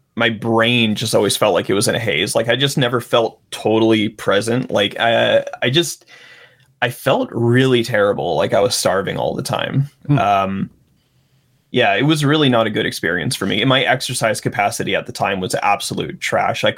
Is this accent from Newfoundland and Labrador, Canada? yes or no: no; Winnipeg, Manitoba, Canada; I'm from Winnipeg, Manitoba.